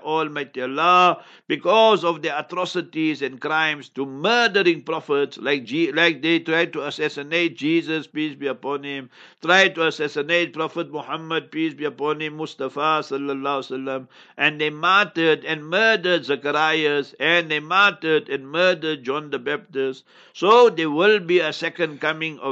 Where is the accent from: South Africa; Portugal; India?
South Africa; Heidelberg; I come from Heidelberg, ons praat biki biki Afrikaans ook.